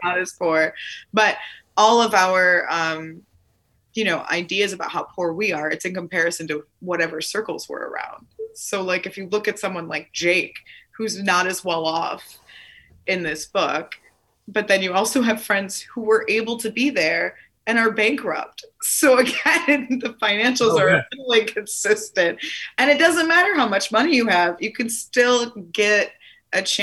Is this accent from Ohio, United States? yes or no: no; Buffalo, New York, United States; I'm from Buffalo, New York